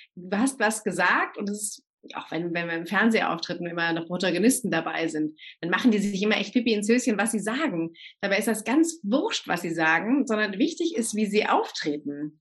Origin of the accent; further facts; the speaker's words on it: Germany; bei uns in Deutschland